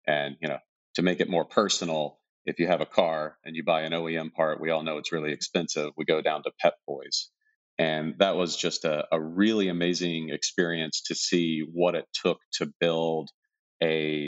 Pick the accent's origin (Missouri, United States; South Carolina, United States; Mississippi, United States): South Carolina, United States; moved away as an adult; now in Silicon Valley, United States; It's a lot different than where I live now, out in Silicon Valley. I grew up in a small town, had a totally normal childhood.